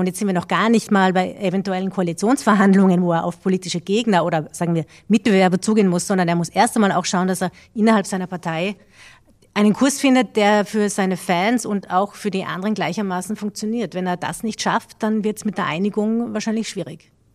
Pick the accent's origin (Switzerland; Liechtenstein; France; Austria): Austria; haben wir als Österreicher eine gewisse Geschichte mit peinlichen Episoden